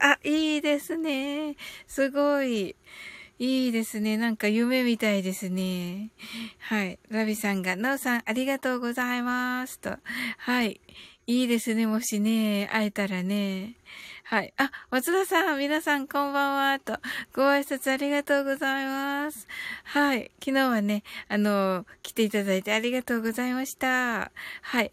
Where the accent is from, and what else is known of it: Kyushu, Japan